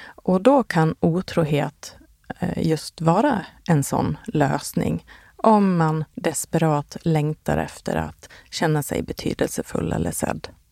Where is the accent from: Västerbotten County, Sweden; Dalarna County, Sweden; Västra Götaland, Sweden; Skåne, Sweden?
Dalarna County, Sweden; Borlänge; now in Stockholm, Sweden; min hemstad Bålänge